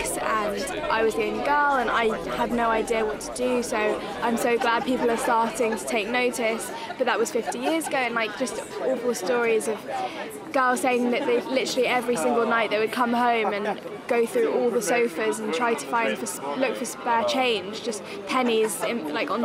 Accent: London, United Kingdom; I'm 17 years old and I'm from London.

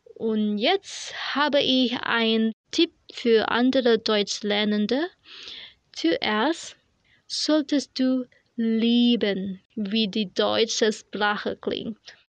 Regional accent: Indonesia; German is a second language; aus Indonesien

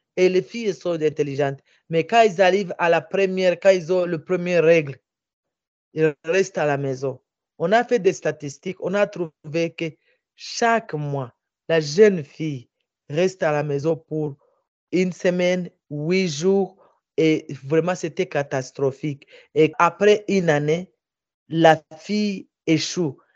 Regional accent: Minembwe, South Kivu, DR Congo; also born or lived in Bukavu; chez moi, au village, à Minembwe

